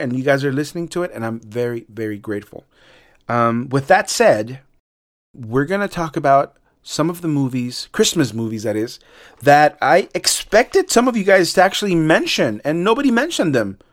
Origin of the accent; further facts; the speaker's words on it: Mexico City, Mexico; moved away; y también en México, en el D F, my hometown